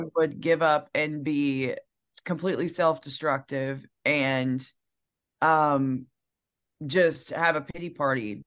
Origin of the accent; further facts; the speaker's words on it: Piedmont, Alabama, United States; now in Nashville, United States; I am from Piedmont, Alabama